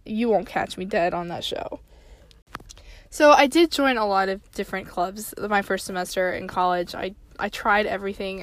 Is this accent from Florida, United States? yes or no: no; Tennessee, United States; I grew up in Tennessee